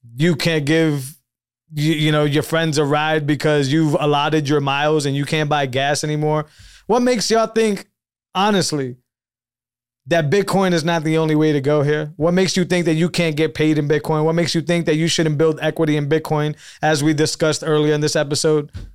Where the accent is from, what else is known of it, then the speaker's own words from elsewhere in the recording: Northeast, United States; I grew up in the Northeast